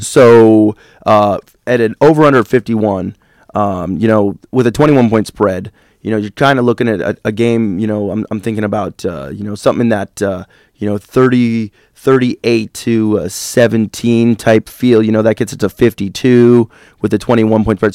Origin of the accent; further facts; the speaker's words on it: Champaign, Illinois, United States; now in East Lansing, United States; my hometown of Champaign, Illinois